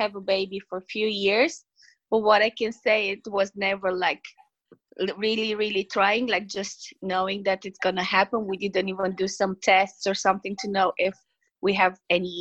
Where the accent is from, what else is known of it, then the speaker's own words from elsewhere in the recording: Romania; English is a second language; now in Ireland; me being from a different country, people will maybe like think about like my accent or the way I speak English